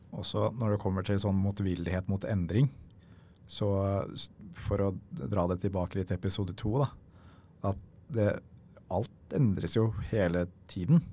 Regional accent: Norway; vi i Norge

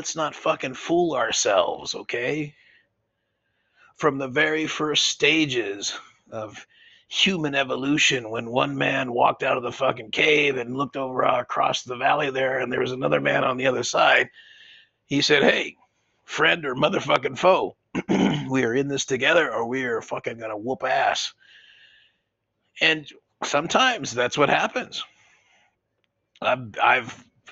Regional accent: United States; We're so lucky as American men.

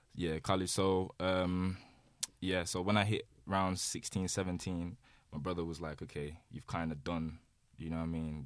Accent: Birmingham, West Midlands, United Kingdom; also born or lived in London; I was born in London, raised in Birmingham

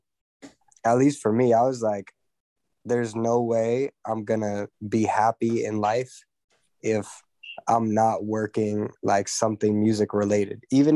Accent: Los Angeles, California, United States; I grew up here

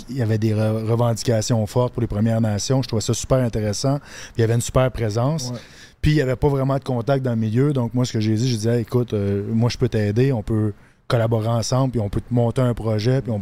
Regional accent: Quebec, Canada; j'ai grandi en Abitibi. Je suis parti deux ans vivre avec mon père en Ontario, à Thunder Bay.

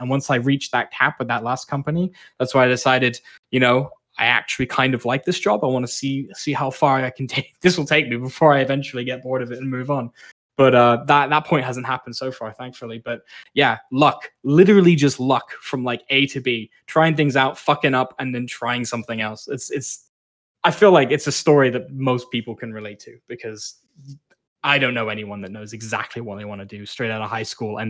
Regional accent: Malaysia; now in Canada; I spent a lot of time growing up in Malaysia

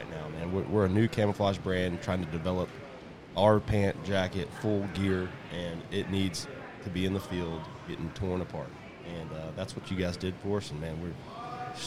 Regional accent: South Texas, United States; growing up in South Texas, hunting in South Texas

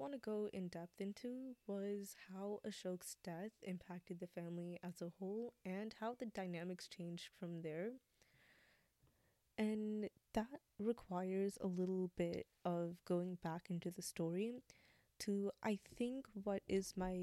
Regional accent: United States; we are American, we still experience things a lot differently than, like, other Americans do because of our, you know, background

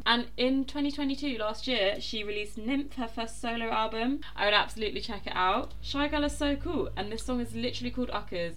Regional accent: London, United Kingdom; I'm from South London.

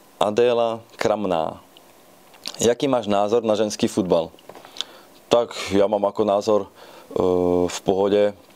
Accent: Banská Štiavnica, Banská Bystrica Region, Slovakia; now in Ostrava, Czech Republic; pochádzam z Banskej Štiavnice

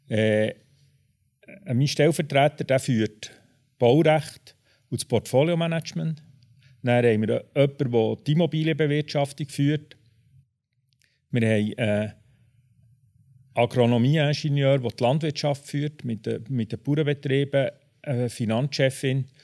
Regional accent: Bern, Switzerland; Ich bin von Haus aus Maschineningenieur, ich bin in Bern aufgewachsen

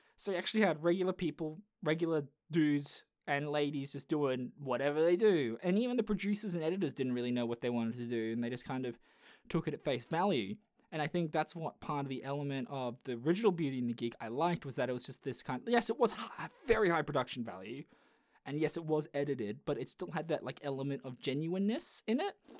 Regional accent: Australia; I am Australian

